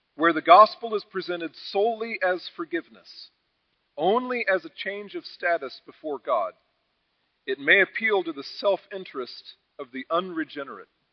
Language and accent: English; United States; we as American evangelicals